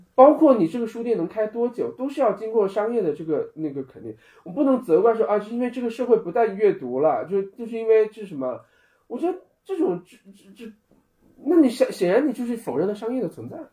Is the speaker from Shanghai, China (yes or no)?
no; Guangxi, China; moved away as an adult; now in Beijing, China; 我从小在广西长大，我们家背后就是稻田